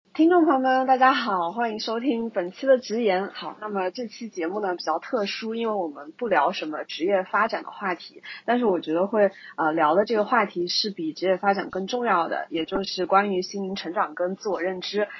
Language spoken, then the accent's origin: Chinese; Guizhou, China; 去我们的大贵州，也就是我的家乡